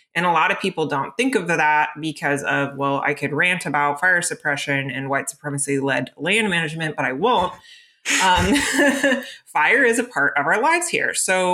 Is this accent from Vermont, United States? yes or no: no; Florida, United States; moved away; I grew up in Florida.